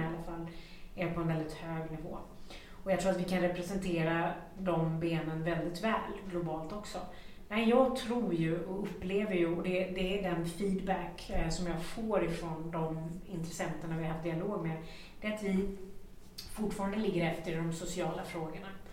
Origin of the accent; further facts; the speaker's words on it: Sweden; vi svenskar